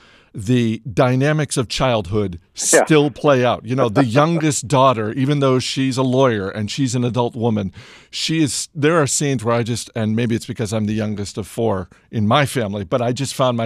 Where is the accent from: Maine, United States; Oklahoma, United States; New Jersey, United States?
Maine, United States; as a proud son of Maine